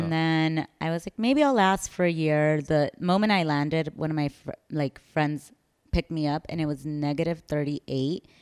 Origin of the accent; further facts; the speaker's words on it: San Francisco, California, United States; moved away as an adult; also born or lived in El Salvador; now in Chicago, United States; I'm originally from San Francisco.